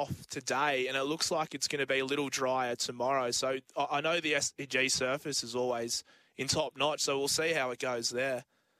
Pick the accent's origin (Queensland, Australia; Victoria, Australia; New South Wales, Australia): New South Wales, Australia; Sydney; being from Sydney, rugby league is my bread and butter.